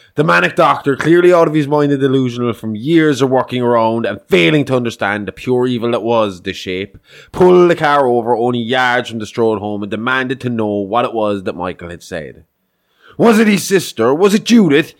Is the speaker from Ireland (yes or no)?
yes; Ireland; we're Irish